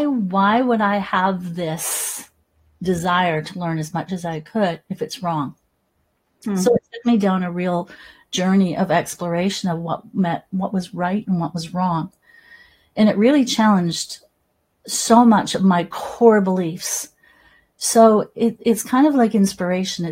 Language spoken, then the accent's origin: English; Salmon Arm, British Columbia, Canada; So I remember growing up in Salmon Arm, BC, in the interior of British Columbia, Canada